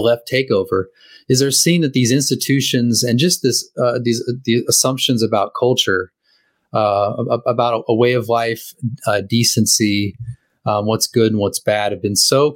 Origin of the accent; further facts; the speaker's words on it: California, United States; I haven't really lived any place in whole life besides California